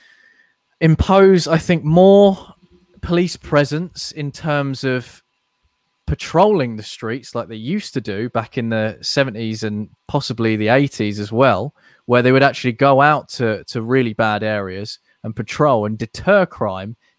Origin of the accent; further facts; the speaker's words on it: United Kingdom; as a Brit